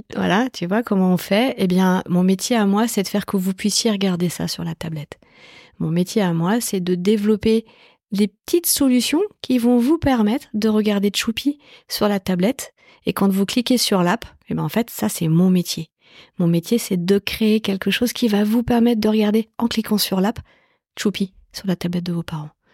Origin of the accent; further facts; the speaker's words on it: Évry, Île-de-France, France; J'ai grandi dans la banlieue sud de Paris. J'ai grandi dans une cité qui s'appelle les Pyramides à Évry